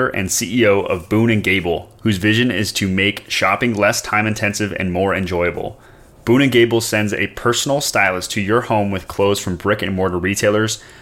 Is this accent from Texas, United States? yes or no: no; Portland, Oregon, United States; Well, I'm from Portland, so.